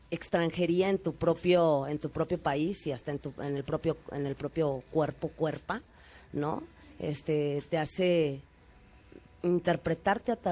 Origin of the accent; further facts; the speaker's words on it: Jalisco, Mexico; also born or lived in San Luis Potosí; now in Mexico City, Mexico; que originalmente soy de Jalisco, luego estuve en San Luis, pero tengo ya varios años, ya podría decir que soy chilanga y pues sí, aquí se me explotó la lengua, ¿no?